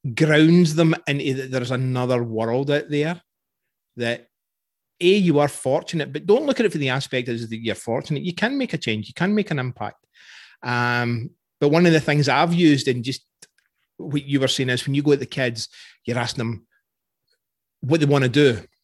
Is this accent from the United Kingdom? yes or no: yes; Scotland, United Kingdom; I'm Scottish